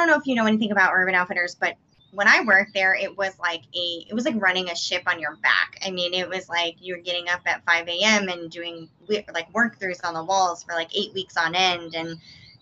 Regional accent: Massachusetts, United States; moved away; I'm originally from Massachusetts.

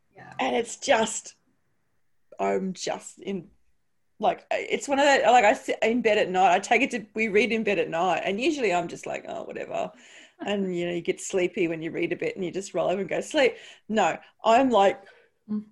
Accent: Brisbane, Queensland, Australia; moved away; I'm from Brisbane

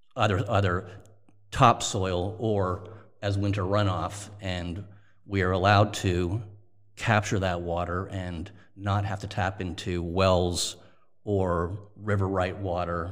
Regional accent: Toronto, Ontario, Canada; moved away; also born or lived in Montreal; I'm Canadian. I was born in Toronto, went to university in Montreal, McGill University

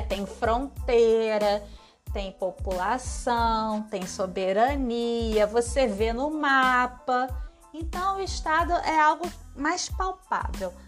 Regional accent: Brazil; Sou brasileira, vivo agora no Brasil.

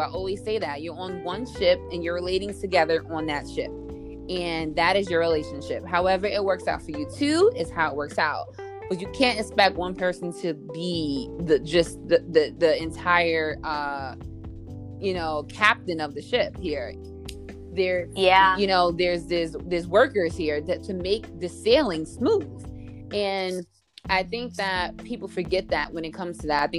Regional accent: New York City, New York, United States; growing up in New York City

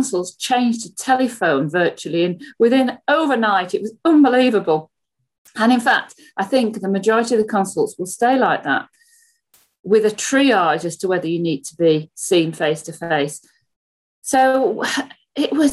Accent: just south of Leeds, Yorkshire and the Humber, United Kingdom; moved away as an adult; also born or lived in Birmingham; now in Solihull, United Kingdom; I'm from Yorkshire, just south of Leeds, and I live there with my family till I came to university in Birmingham

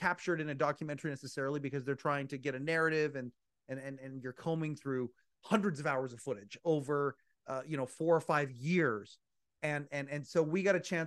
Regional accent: Canada; being Canadian

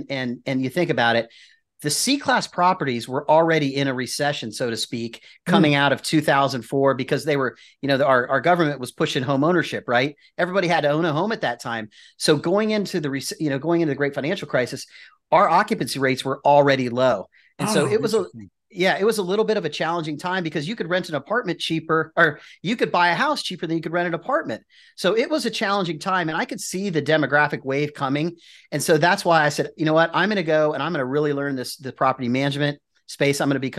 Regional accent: Columbus, Ohio, United States; also born or lived in Michigan; So I was born in Michigan for those Ohio State people, and then moved back to Columbus

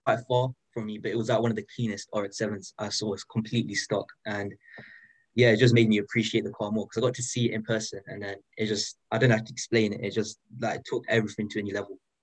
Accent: United Kingdom; I'm 15 and I'm from the United Kingdom

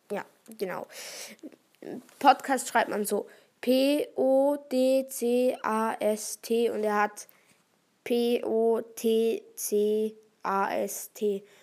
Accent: Thurgau, Switzerland; accent: Thurgau dialect; Ja, ich habe vielleicht den Thurgauer Dialekt, aber ich wohne nicht dort.

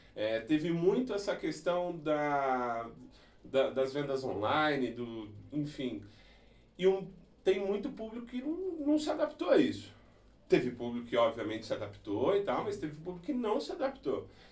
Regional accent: Brazil; Nós como brasileiros

